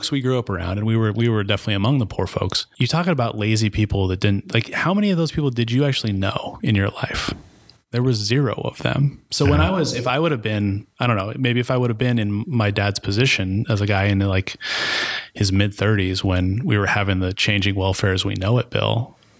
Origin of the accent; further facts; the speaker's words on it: Chattaroy, Washington, United States; I grew up in Chatteroy, Washington, where you were rich if you had a double wide trailer, right? We grew up around tremendous poverty.